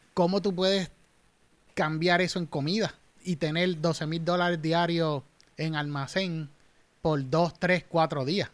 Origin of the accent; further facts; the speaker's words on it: Manatí, Puerto Rico; moved away as an adult; also born or lived in United States; soy natural de Manatí